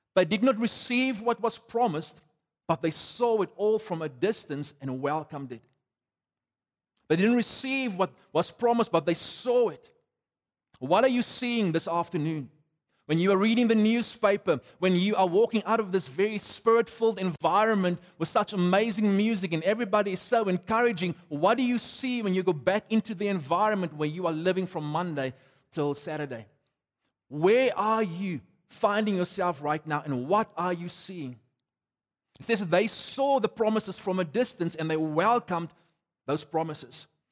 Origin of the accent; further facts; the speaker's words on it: South Africa; I'm a South African on my passport.